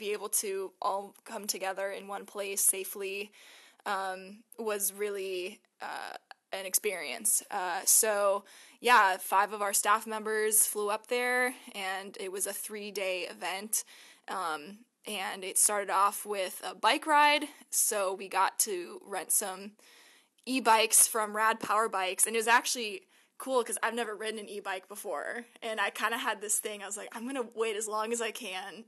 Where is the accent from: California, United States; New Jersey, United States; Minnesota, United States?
California, United States; Ramona; also born or lived in Boulder, Colorado / San Diego, California; I'm a San Diego native. I grew up in Ramona, California